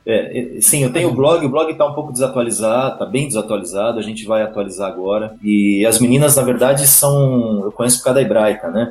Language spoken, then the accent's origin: Portuguese; Atibaia, São Paulo, Brazil; sou de Atibaia, uma cidade a 60 quilômetros de São Paulo. naquele momento eu tinha 8, 7, 8 anos